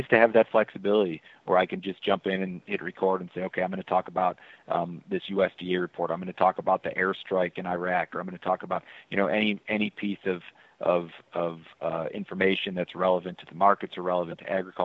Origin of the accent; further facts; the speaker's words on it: Chicago, Illinois, United States; I'm a city boy. I grew up in Chicago.